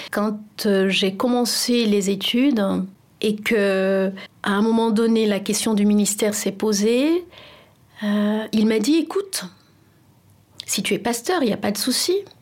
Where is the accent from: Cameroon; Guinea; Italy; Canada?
Cameroon; moved away as an adult; also born or lived in France; now in Paris, France; J'ai grandi au Cameroun